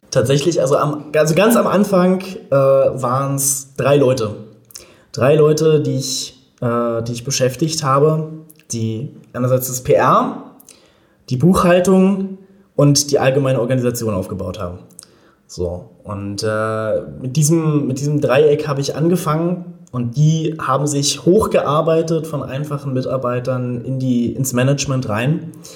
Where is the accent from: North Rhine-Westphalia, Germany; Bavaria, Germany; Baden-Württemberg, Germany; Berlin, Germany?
Berlin, Germany; ich bin in Berlin geboren, lebe auch in Berlin